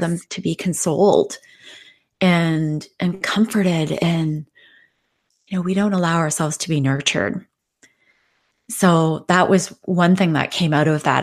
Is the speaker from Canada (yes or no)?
yes; Canada; I'm from Canada